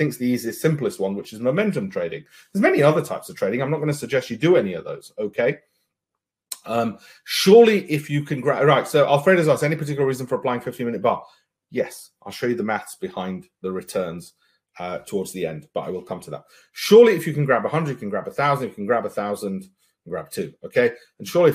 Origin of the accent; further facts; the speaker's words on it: United Kingdom; I'm British